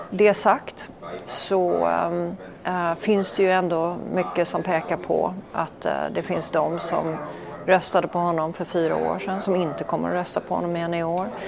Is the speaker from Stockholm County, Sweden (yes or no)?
yes; Stockholm, Stockholm County, Sweden; also born or lived in Norway / Copenhagen, Denmark; Ja, jag föddes ju i Norge, men det